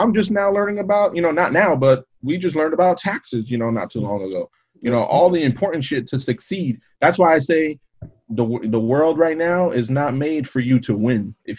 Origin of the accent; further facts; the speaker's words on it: United States; also born or lived in Orlando, Florida; I'm thankful, you know, I was born in America.